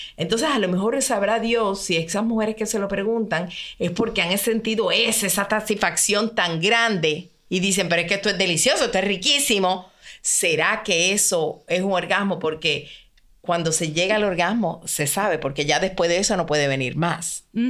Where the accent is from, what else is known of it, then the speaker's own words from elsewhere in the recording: Puerto Rico; mi país, Puerto Rico